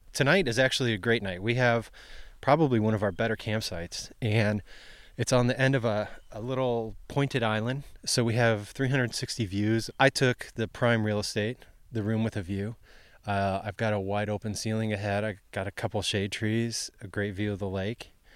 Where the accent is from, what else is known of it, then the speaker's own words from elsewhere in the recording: Ohio, United States; when I was a kid, growing up in Ohio